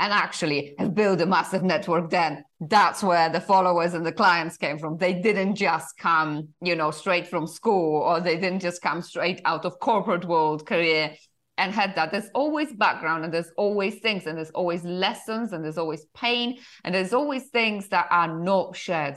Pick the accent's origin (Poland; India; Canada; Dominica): Poland; English is a second language; moved away as an adult; also born or lived in United Kingdom; originally I'm from Poland.